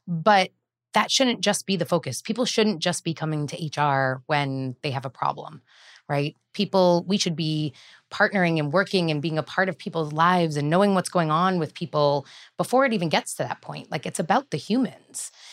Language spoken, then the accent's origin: English; Bellingham, Massachusetts, United States; I grew up in Bellingham, Massachusetts